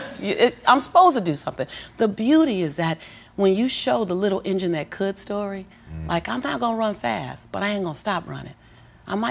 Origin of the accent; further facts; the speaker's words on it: Los Angeles, California, United States; born and raised in South Central